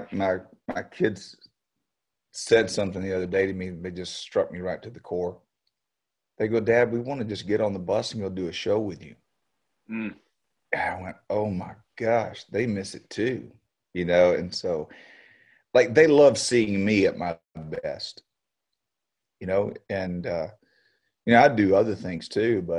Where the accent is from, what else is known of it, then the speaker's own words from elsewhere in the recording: Beaumont, Texas, United States; I was back in Beaumont, my hometown